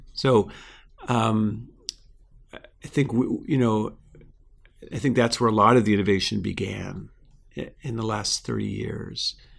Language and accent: English; South Florida, United States; now in California, United States; I grew up in Florida, in South Florida, near the coast